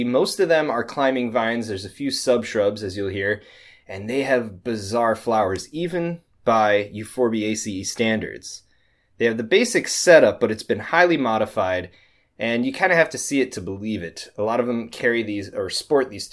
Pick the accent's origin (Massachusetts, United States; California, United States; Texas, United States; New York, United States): New York, United States; now in Illinois, United States; my home state of New York. I moved out here